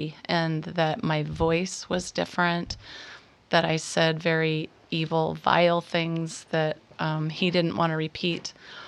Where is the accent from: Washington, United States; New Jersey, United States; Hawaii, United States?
Washington, United States; now in San Diego, United States; Mm-hmm. Washington.